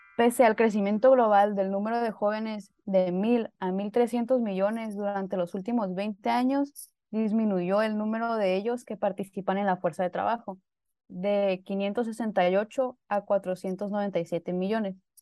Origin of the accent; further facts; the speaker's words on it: Baja California Sur, Mexico; soy de Baja California